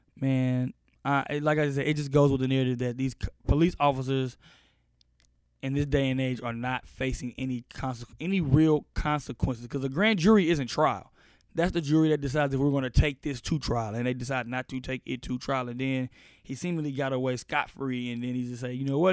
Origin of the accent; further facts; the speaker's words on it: Austin, Texas, United States; I'm from Austin